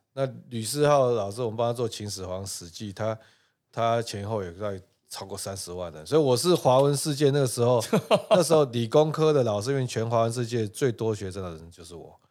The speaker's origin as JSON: {"language": "Chinese", "region": "Taipei", "country": "Taiwan", "tie": "born or raised there", "said": "那我从小在教授宿舍长大"}